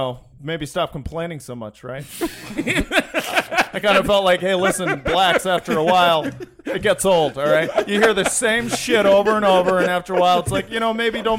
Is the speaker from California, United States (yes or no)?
yes; Marin, California, United States; Who knows? Marin.